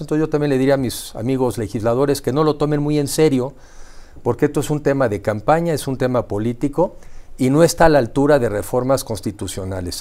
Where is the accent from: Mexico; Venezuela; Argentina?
Mexico; como mexicanos